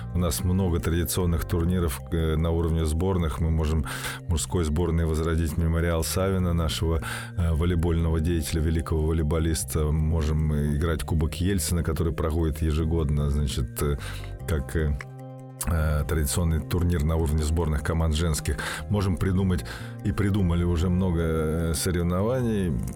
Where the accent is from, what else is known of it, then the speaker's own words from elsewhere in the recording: Russia; как россиянин